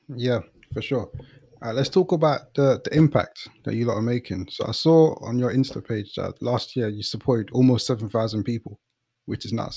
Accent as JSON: {"language": "English", "region": "London", "country": "United Kingdom", "said": "I'm from the East"}